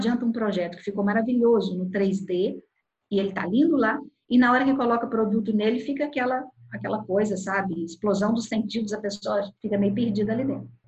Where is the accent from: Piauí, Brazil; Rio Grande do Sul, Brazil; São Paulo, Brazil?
São Paulo, Brazil; now in Rio de Janeiro, Brazil; eu sou de São Paulo e moro no Rio de Janeiro.